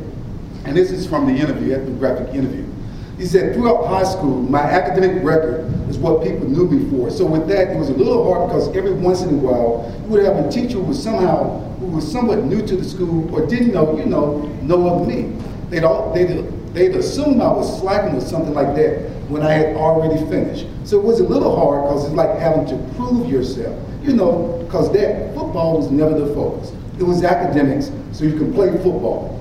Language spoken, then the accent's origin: English; Birmingham, Alabama, United States; now in St. Louis, United States; I grew up in Birmingham, Alabama.